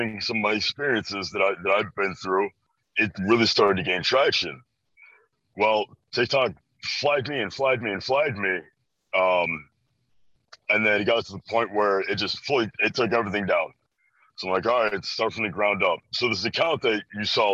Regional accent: Chicago, Illinois, United States; I'm from Chicago, Illinois, born and raised just around this area in general

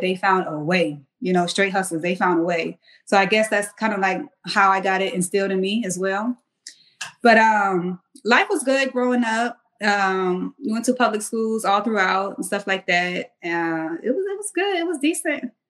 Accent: Mount Pleasant, South Carolina, United States; moved away as an adult; also born or lived in Washington, District of Columbia, United States; I'm from Mount Pleasant, South Carolina

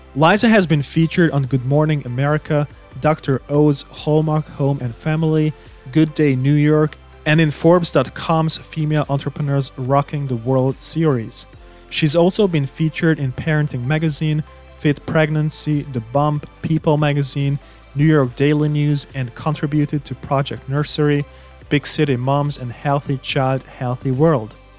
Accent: Hungary; now in Germany; I moved out to Germany. I was born in Hungary.

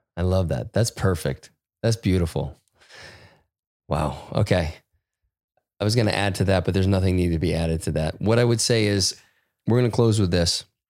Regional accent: United States; I felt this shame about being an American

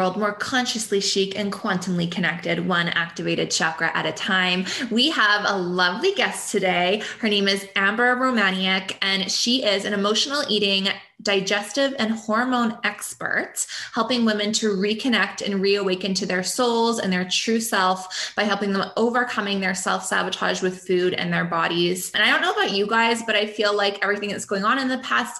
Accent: Canada; we're both Canadian

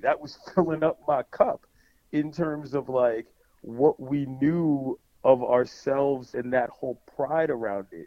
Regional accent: Washington, District of Columbia, United States; being from DC

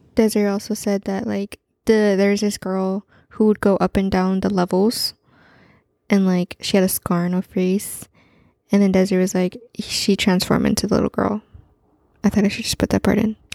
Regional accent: Central Valley, California, United States; we grew up in Central Valley, California

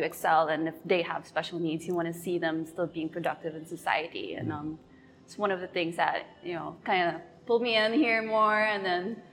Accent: Manila, Metro Manila, Philippines; moved away as an adult; now in Phuket, Thailand; I was actually based in Metro Manila. That's like the capital area of the Philippines. So I grew up in the city.

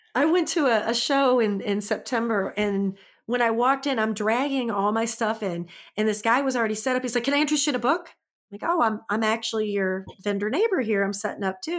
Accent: St. Louis, Missouri, United States; I'm from Saint Louis, just F Y I, and I moved to a rural town

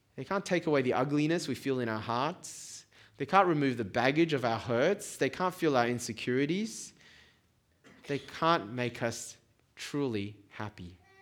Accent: Taiwan; now in Sydney, Australia; I come from Taiwan

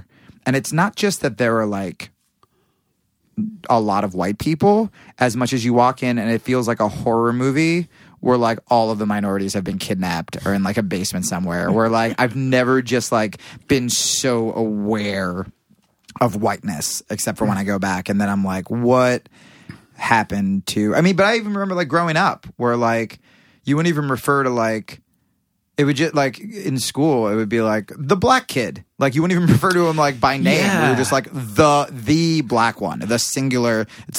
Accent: Pennington, New Jersey, United States; Pennington, New Jersey.

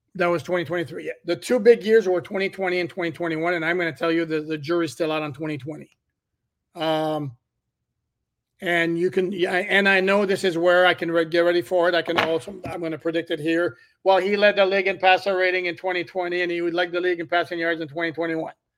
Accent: Montreal, Quebec, Canada; moved away; Born and raised in Montreal.

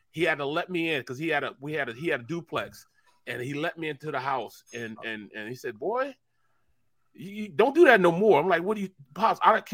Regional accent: St. Louis, Missouri, United States; moved away as an adult; also born or lived in Kansas State; my hometown. You know, in Kenlock and St. Louis

